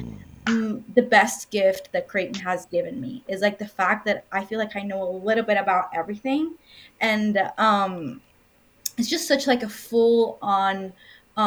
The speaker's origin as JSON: {"language": "English", "country": "Dominican Republic", "moved": "as an adult", "lives_now": "United States", "said": "I'm from the Dominican Republic"}